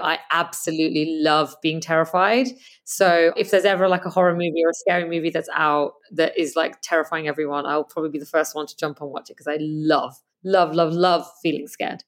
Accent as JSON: {"language": "English", "country": "Canada", "tie": "born or raised there", "also_born_or_lived": "England", "moved": "as an adult", "said": "So I grew up in Canada and, um, I'm also English"}